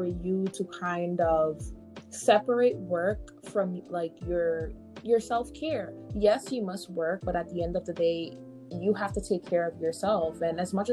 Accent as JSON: {"language": "English", "country": "Guyana", "moved": "yes", "lives_now": "New York, United States", "said": "I am originally from Guyana, South America"}